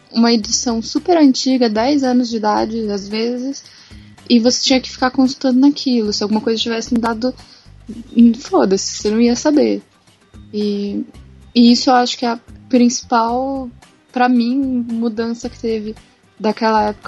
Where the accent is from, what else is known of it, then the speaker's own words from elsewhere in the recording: United Kingdom; Não, Twitter eu falo Twitter, porque eu sou britânica.